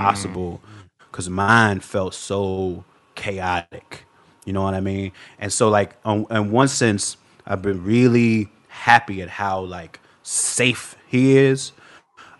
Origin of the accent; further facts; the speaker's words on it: Chicago, Illinois, United States; now in Los Angeles, United States; Born and raised in Chicago